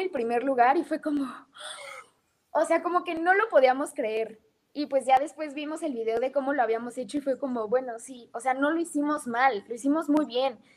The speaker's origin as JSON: {"language": "Spanish", "country": "United States", "tie": "born there", "said": "nací en Estados Unidos. Afortunadamente mis papás pudieron darme esa oportunidad de nacer allá."}